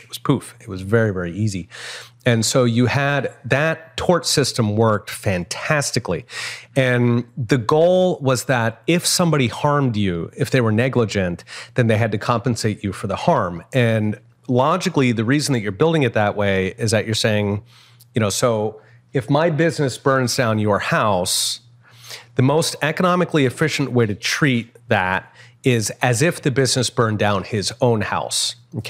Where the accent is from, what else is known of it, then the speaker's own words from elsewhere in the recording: Philadelphia, Pennsylvania, United States; so I grew up in Philadelphia and in the 70s, and Philadelphia was kind of a rough town.